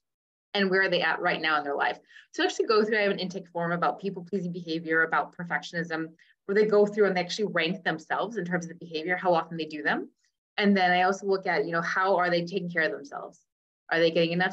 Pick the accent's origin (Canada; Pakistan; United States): United States; Cincinnati, Ohio; first language English; I'm like, Ohio. And I go, it's a city, Cincinnati.